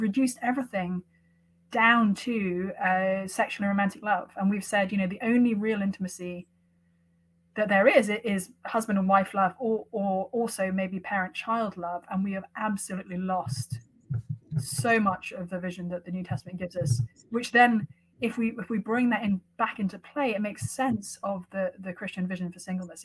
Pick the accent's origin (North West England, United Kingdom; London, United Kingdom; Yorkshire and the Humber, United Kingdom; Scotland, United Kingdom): London, United Kingdom; moved away as an adult; now in Cambridge, Massachusetts, United States; I was raised mostly in London